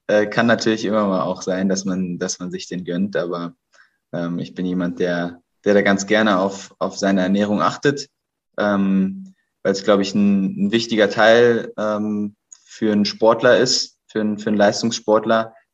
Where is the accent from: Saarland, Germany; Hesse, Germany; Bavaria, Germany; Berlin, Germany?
Berlin, Germany; melde mich gerade aus Berlin, aus meiner Heimatstadt